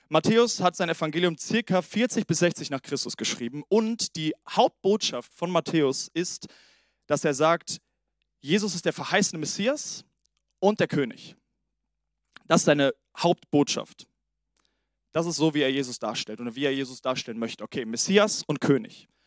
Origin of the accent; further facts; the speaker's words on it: Italy; Und ähm, genau, bevor wir starten, auch nochmal ich bin Italiener.